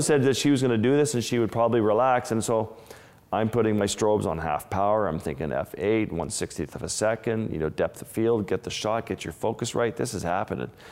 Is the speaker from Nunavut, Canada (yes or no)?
yes; Kimmirut, Nunavut, Canada; moved away; my community where I grew up in Lake Harbor with the Inuit